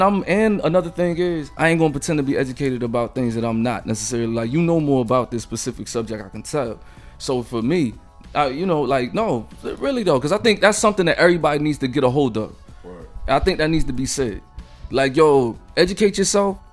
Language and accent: English; Pensacola, Florida, United States; I'm from the South. I know how it is in Pensacola, Florida.